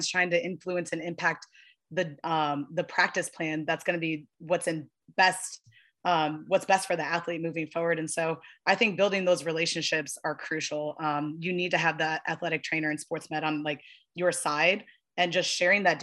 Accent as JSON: {"language": "English", "region": "Midwest", "country": "United States", "moved": "yes", "said": "I'm from the Midwest"}